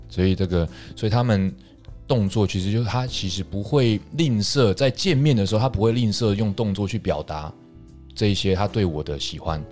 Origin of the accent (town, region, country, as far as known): Taiwan